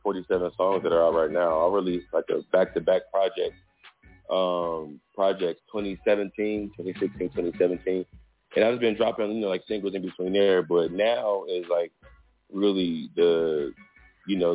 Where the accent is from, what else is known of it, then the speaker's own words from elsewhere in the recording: Dayton, Ohio, United States; moved away as an adult; also born or lived in Northern Virginia; now in Atlanta, United States; I'm from Dayton, Ohio. I was born and raised there